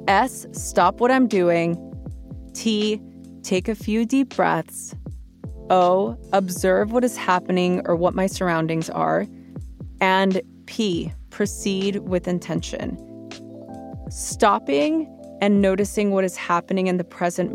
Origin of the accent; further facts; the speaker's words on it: Los Angeles, California, United States; growing up in East LA and making it out to become a meditation teacher